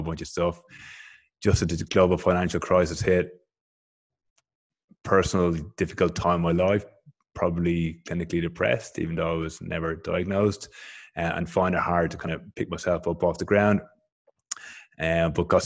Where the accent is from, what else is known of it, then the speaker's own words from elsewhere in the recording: Dublin, Leinster, Ireland; moved away as an adult; now in Canberra, Australia; I'm originally from Dublin, from Ireland